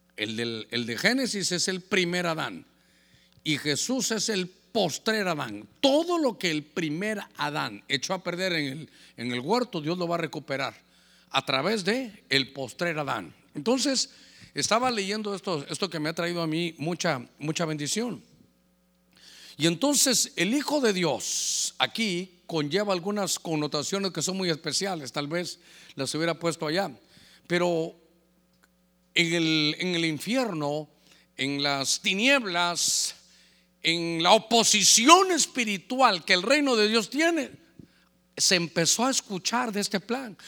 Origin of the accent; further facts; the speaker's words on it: Honduras; como catracho